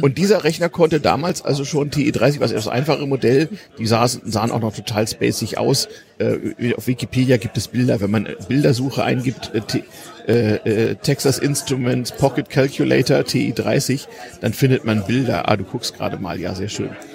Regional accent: GDR, East Germany, Germany

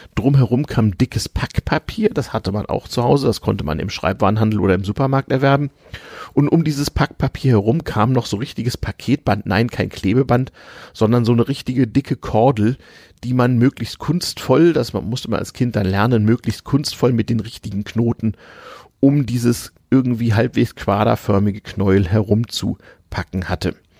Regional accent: Germany; also born or lived in Sweden

